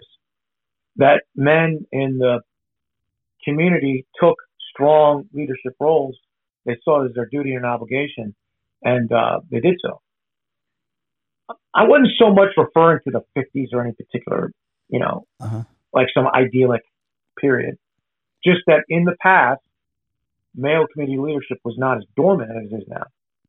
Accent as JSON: {"language": "English", "area": "the North", "region": "Northern United States", "country": "United States", "tie": "born or raised there", "said": "I'm a Yankee, so I grew up in the North anyway"}